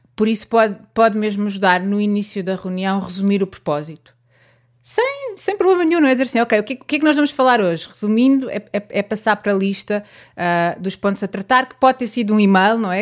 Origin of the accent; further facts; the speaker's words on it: Santarém, Santarém District, Portugal; sou de Santarém